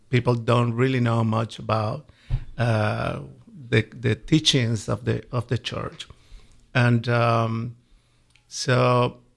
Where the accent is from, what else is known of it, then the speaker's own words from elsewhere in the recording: Colombia; English is a second language; For me, it's a wonderful country, very nice, beautiful people, and uh, it's a very Catholic country.